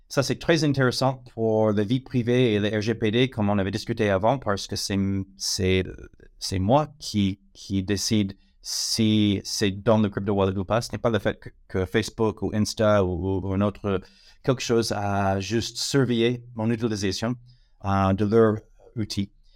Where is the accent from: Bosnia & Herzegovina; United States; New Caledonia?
United States; French is a second language; moved away as an adult; now in France; je suis américain, ça fait 18 ans que, je suis en France